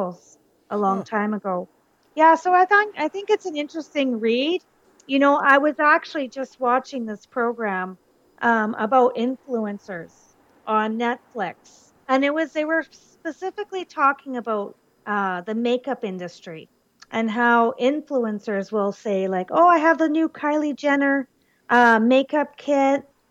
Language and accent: English; Canada; I'm Canadian.